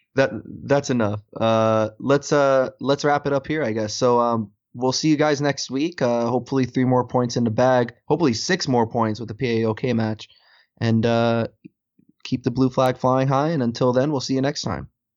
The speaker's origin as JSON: {"language": "English", "country": "United States", "said": "As an American"}